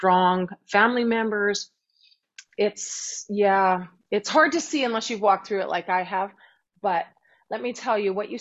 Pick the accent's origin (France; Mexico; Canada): Canada; Winnipeg, Manitoba; moved away; I'm from Winnipeg